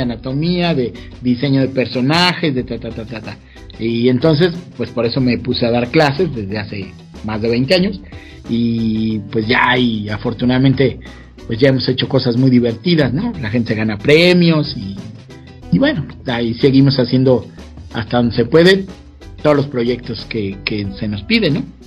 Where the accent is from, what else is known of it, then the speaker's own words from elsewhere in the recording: Mexico; soy el único mexicano en haber creado personajes y marionetas